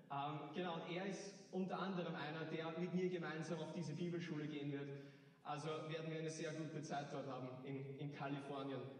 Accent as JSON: {"language": "German", "town": "Hagenbrunn", "region": "Lower Austria", "country": "Austria", "said": "ich bin 19 Jahre alt. Ich, ich komme aus Hagenbrunn."}